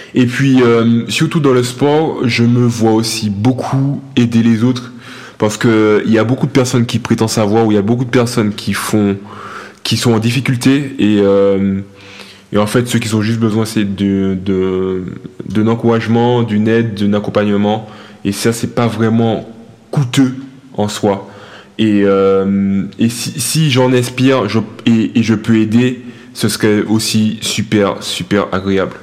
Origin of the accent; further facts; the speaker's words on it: Martinique; moved away as an adult; quand j'ai quitté la Martinique, j'étais à euh, athlète de haut niveau